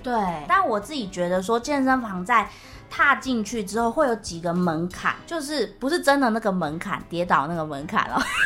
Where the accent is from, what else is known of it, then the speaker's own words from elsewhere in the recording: Taiwan; 我们台湾人这样生活